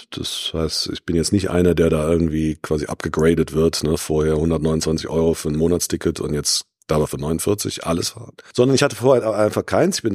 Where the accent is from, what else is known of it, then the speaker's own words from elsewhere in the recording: Cologne, North Rhine-Westphalia, Germany; also nehme ich mal meinen mein, äh, Verkehrsverbund äh, meiner Heimatstadt Köln, das ist VRS, Verkehrsverbund Rhein-Sieg